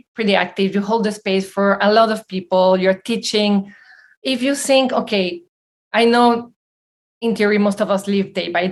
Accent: Venezuela; also born or lived in Belgium; now in United States; I'm from Belgium, grew up in Venezuela

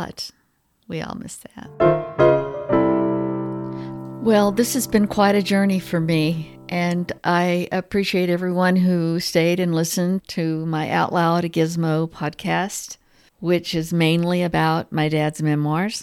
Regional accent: Texas, United States; I grew up in Texas. I may be saying it wrong, but that's the way we say poems.

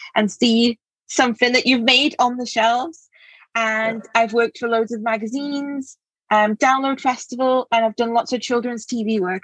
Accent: England, United Kingdom; moved away as an adult; also born or lived in Cambridge; now in Wales, United Kingdom; which is where I live now. I'm from England originally

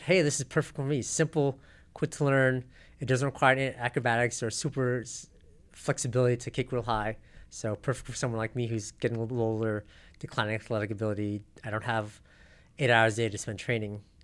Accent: South Pasadena, California, United States; also born or lived in Riverside, California / Sendai, Japan; I grew up in South Pasadena

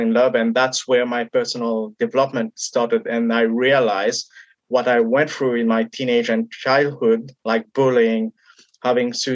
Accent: Mauritius; I come from Mauritius, and in my country where I come from, we don't talk about mental health

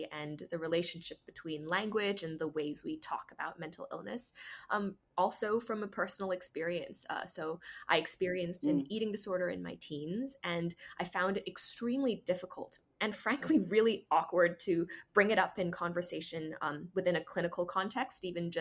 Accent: Hong Kong; first language English; moved away as an adult; also born or lived in United States; I grew up here in Hong Kong and went to school here, high school

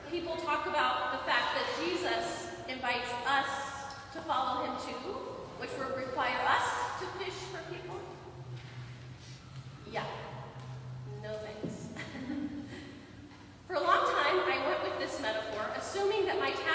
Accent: Midwest, United States; I'm from the Midwest. I grew up fishing, actually.

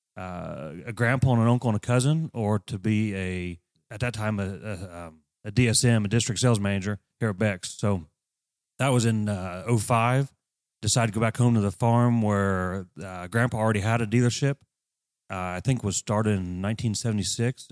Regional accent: Greentown, Indiana, United States; I grew up at Green Town. My dad and mom farmed

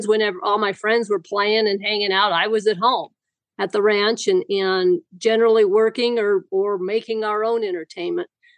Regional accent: Wyoming, United States; Wyoming, raised in Wyoming, and still live in Wyoming. Have never gone anywhere. I was raised on a sheep ranch that was actually about 75 miles west of Casper

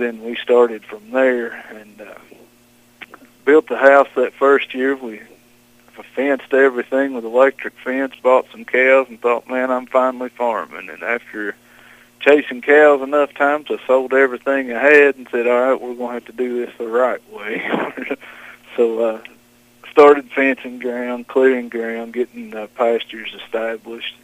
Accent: Johnson County, Eastern Kentucky, United States; I was born and raised in Johnson County. Never left far from home

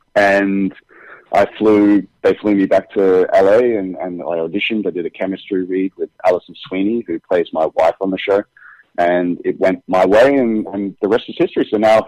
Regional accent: United Kingdom; now in United States; On Days of Our Lives, I'm British, so it's not much of a change for me. But when I first came over to America, I think for 3 months straight, I just started speaking with an American accent.

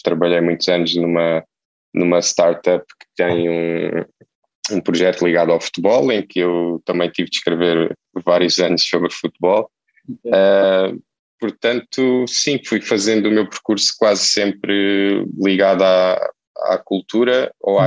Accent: Setúbal, Portugal; moved away as an adult; now in Lisbon, Portugal; eu eu nasci em Setúbal

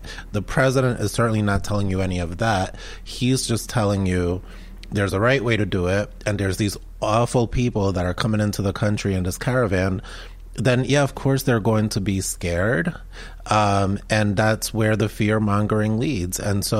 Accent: Medellin, Antioquia, Colombia; now in United States; when I was growing up in Medellin, Colombia, Medellin was the most violent city in the world at that time.

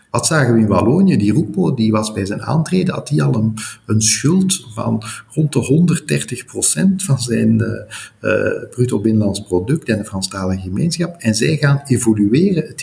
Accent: Flanders, Belgium; Je mag als Vlaming al blij zijn dat men u kan verstaan in een ziekenhuis.

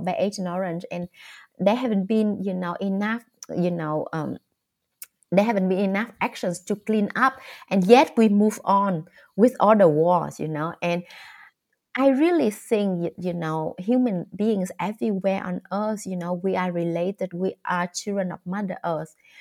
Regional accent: Vietnam; English is a second language; I grew up in the countryside of Vietnam

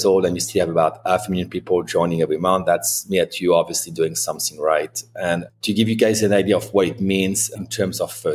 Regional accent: France; accent: French; English is a second language; moved away as an adult; also born or lived in Spokane, Washington; now in United States; I've got a slight French accent, and I was born in the Loire Valley

